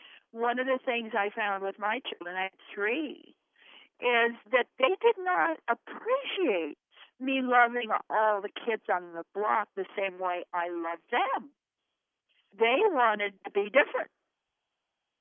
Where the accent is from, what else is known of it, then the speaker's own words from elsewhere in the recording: Idaho, United States; we come from Idaho. We're Idahoans, and Idahoans are plain speakers.